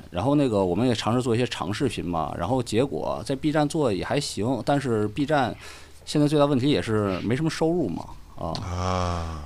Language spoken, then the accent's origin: Chinese; Qinhuangdao, Hebei, China; moved away; 所以都得秦皇岛是你。啊。呃，我老家